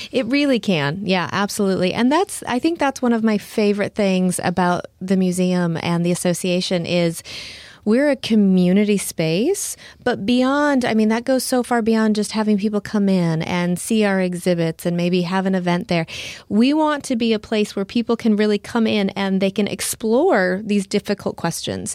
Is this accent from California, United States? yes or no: no; Nebraska, United States; moved away as an adult; also born or lived in Houston, Texas; now in Lake Jackson, United States; I, I grew up in Nebraska, so I am a small town girl.